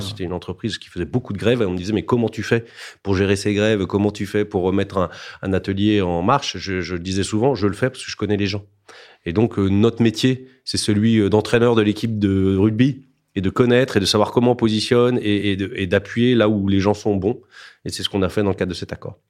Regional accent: Alsace, Grand Est, France; je suis alsacien

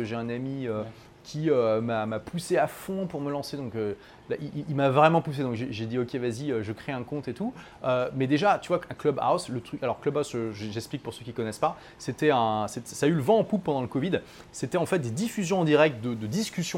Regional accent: France; moved away as an adult; also born or lived in London / Dubai; ça fait 7 ans que j'ai quitté mon pays natal, la France

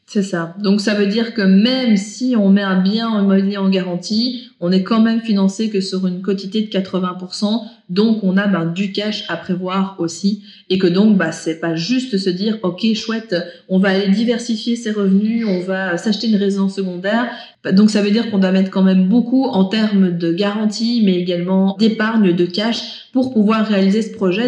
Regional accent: Belgium; chez nous en Belgique

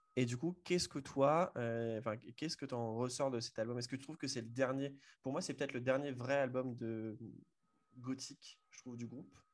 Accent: Le Mans, Pays de la Loire, France; je suis originaire du Mans

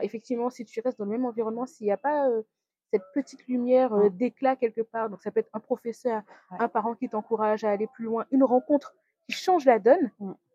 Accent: Guadeloupe; also born or lived in Metropolitan France; now in France; je viens de la Guadeloupe.

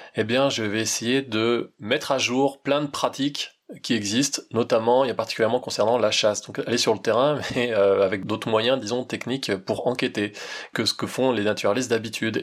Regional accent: Val-d'Oise, Île-de-France, France; je suis né en Île-de-France, hein. j'ai fait partie des salauds de Parigot, je viens d'un bled dans le Val d'Oise

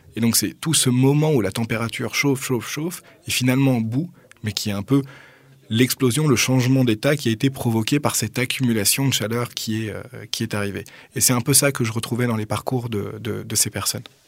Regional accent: Paris, Île-de-France, France; moved away as an adult; now in Toulouse, France; je suis né à Paris dans le 15e, donc en 1986

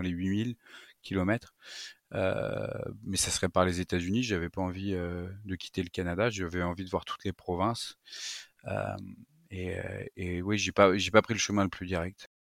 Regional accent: Paris, Île-de-France, France; je suis parisien, j'ai toujours vécu en région euh, parisienne

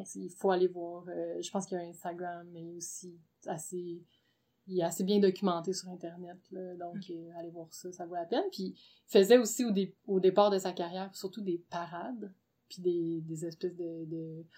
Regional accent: Gatineau, Quebec, Canada; now in Montreal, Canada; à l'origine, je viens de Gatineau

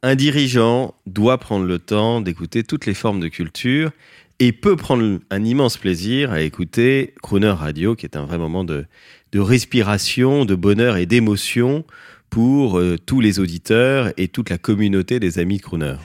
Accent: France; on est français

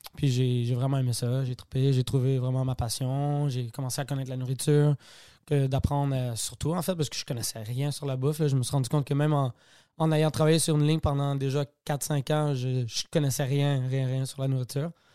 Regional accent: Quebec, Canada; je suis québécois

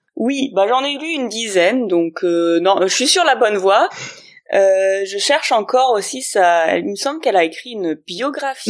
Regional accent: Grenoble, Auvergne-Rhône-Alpes, France; now in Berlin, Germany; je suis euh, grenobloise à la base, mais je suis exportée à Berlin

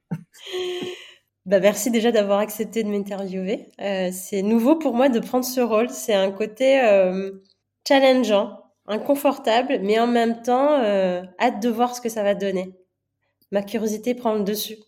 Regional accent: Manakara, Fitovinany, Madagascar; je suis née euh, à Madagascar de deux parents indiens

